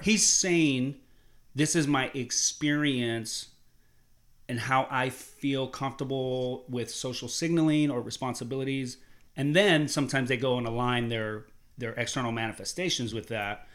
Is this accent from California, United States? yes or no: no; Columbus, Ohio, United States; I grew up in Columbus, Ohio